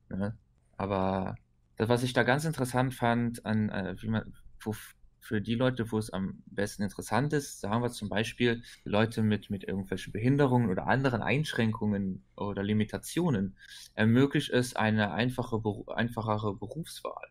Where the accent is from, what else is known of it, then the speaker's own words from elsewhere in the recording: Luxembourg; bei uns in Luxemburg